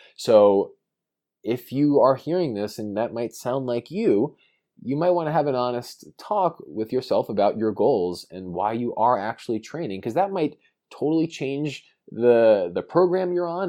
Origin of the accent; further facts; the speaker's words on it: New York, United States; I grew up in New York